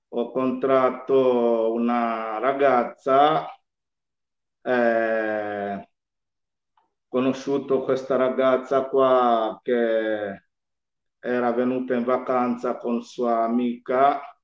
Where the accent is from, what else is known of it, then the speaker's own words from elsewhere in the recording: Malindi, Kilifi County, Kenya; Italian is a second language; moved away as an adult; now in Italy; io sono nato in Kenya, eh, un piccolo villaggio che si chiama Malindi, Malindi Watamu.